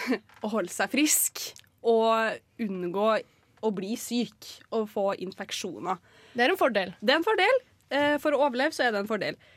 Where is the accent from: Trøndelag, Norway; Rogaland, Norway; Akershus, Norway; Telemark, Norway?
Trøndelag, Norway; Trondheim; Jeg er 23 år, jeg er fra Trondheim.